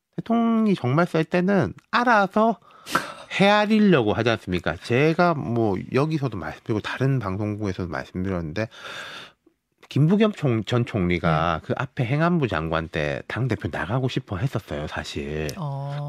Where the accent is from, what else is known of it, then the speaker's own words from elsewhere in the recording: Busan, South Korea; moved away; 저도 고향 갔다 왔거든요